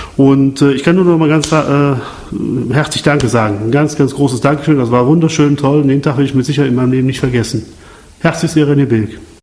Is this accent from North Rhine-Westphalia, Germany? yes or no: yes; Lohmar, near Cologne, North Rhine-Westphalia, Germany; Ich komme aus Loma, das ist in Deutschland, in der Nähe von Köln